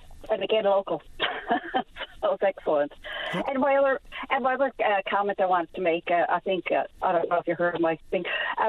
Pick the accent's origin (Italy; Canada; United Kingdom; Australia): Canada; St. John's, Newfoundland and Labrador; I grew up in the East End